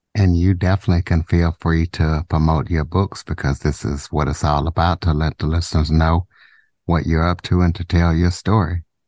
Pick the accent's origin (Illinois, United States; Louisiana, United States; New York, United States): Louisiana, United States; Southwest; also born or lived in Ruston, Louisiana / Monroe, Louisiana / DeRidder, Louisiana; I am from Southwest Louisiana